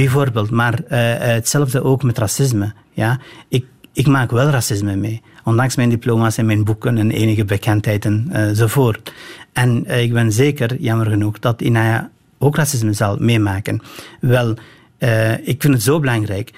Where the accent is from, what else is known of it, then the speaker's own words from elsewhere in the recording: northern Albania, Albania; now in Belgium; in Albanië, zeker van waar ik kom, in het noorden